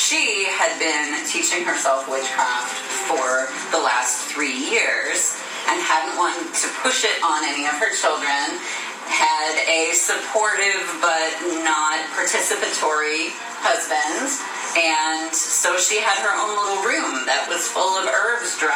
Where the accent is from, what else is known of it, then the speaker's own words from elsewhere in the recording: St. Louis, Missouri, United States; I grew up in St. Louis, in the suburbs of St. Louis, Missouri.